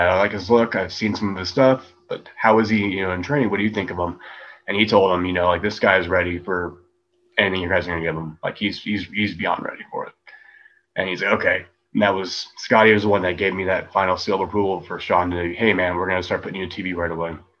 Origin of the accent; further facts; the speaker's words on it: United States; now in Germany; I'm American